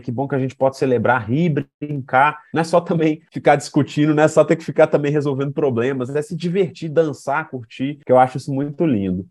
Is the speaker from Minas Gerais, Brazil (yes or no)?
yes; Contagem, Minas Gerais, Brazil; Eu, Maurílio e o André viemos da periferia de Contagem. André do bairro Amazonas, eu do Milanês